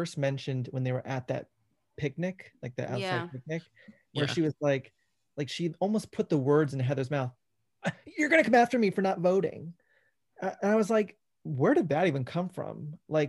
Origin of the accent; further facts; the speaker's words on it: Georgia, United States; I grew up in Georgia